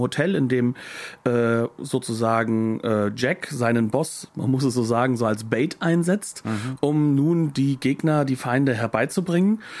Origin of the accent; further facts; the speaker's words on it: Germany; als Deutscher wie ich